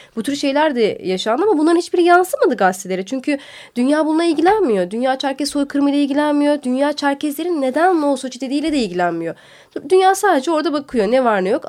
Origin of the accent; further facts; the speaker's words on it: Tokat, Turkey; now in Istanbul, Turkey; Tokat, ben Tokatlıyım.